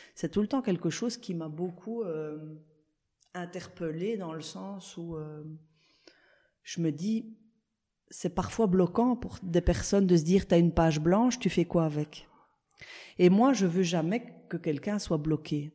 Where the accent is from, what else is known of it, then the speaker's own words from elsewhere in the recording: La Louvière, Wallonia, Belgium; à la Louvière, on a le cinéma Stuart, qui est un petit cinéma en plein, en plein centre-ville